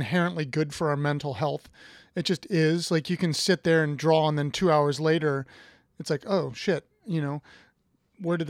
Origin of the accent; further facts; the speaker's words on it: Columbus, Ohio, United States; I'm from Ohio. I'm from Columbus.